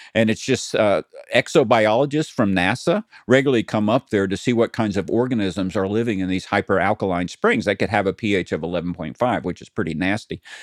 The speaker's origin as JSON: {"language": "English", "region": "Tennessee", "country": "United States", "tie": "born or raised there", "moved": "yes", "lives_now": "California, United States", "said": "I grew up in Tennessee"}